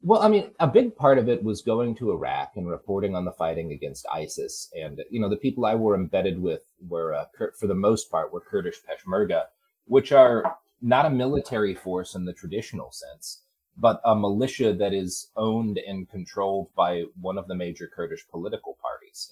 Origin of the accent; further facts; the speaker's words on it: Texas, United States; moved away as an adult; I grew up in Texas. I lived there for 20 years.